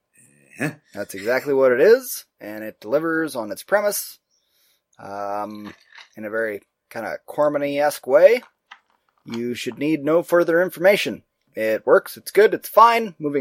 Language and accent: English; United States; We are so American and white.